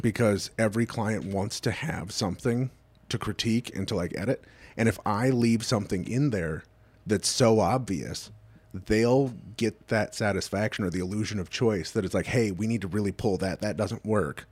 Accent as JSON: {"language": "English", "region": "Southern California", "country": "United States", "tie": "born or raised there", "also_born_or_lived": "Detroit area", "moved": "as an adult", "lives_now": "Detroit, United States", "said": "I grew up in Southern California"}